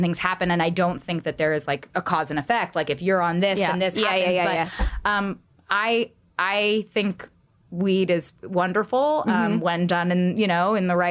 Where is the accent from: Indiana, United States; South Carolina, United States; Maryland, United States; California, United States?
California, United States; growing up in California, I was always a designated driver